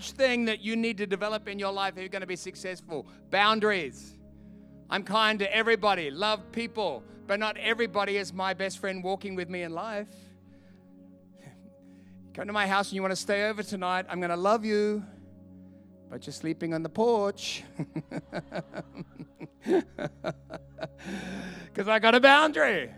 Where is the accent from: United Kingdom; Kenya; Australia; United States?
Australia; I'm from Australia